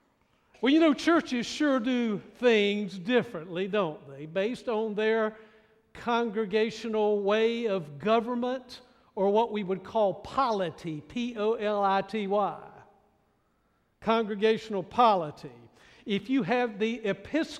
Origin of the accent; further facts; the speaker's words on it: Raleigh, North Carolina, United States; now in Greenville, United States; my little home church that I grew up in Raleigh